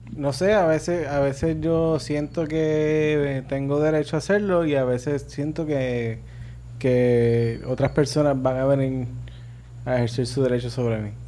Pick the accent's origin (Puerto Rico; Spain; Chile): Puerto Rico; Arecibo; yo soy de Arecibo